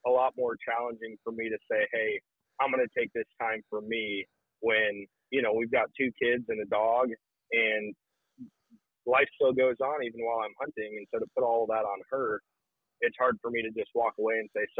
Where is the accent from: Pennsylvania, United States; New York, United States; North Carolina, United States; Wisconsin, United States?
Wisconsin, United States; This is my first year out of all the years growing up in Wisconsin, my first year hunting public land in Wisconsin.